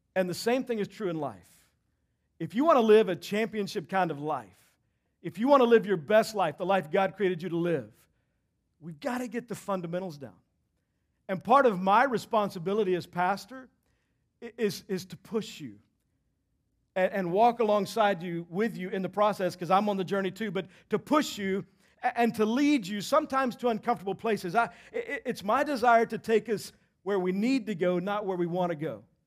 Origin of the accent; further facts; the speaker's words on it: Texas, United States; moved away; I grew up in Texas